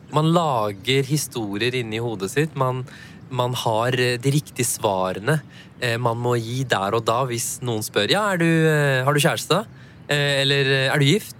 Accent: Norway; Jeg har jo pakistanske foreldre. Jeg er jo født og oppvokst i Norge

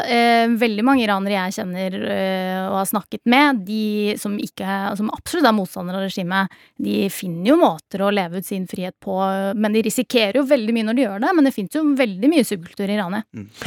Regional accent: Norway; født og oppvokst her i Norge

